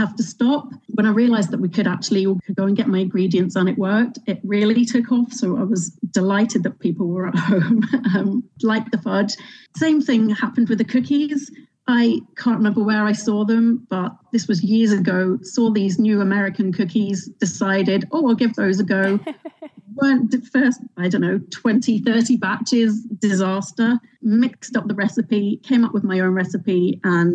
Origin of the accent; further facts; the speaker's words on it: London, United Kingdom; moved away as an adult; now in Northern Ireland, United Kingdom; As you can hear, I'm from London. Moved over here, three children later